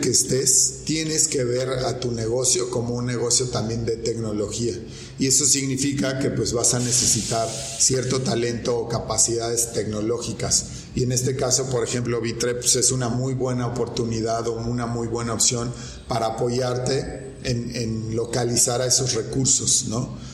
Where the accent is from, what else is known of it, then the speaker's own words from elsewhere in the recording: Mexico; las obligaciones que tenemos como mexicanos